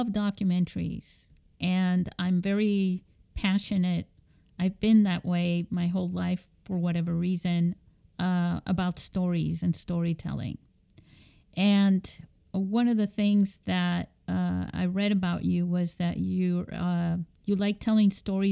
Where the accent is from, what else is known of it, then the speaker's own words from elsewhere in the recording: Seville, Andalusia, Spain; moved away; I was growing up in Spain in Sevilla